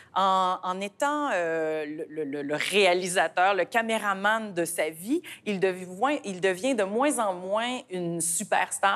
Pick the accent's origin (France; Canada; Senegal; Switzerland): Canada; chez nous au Canada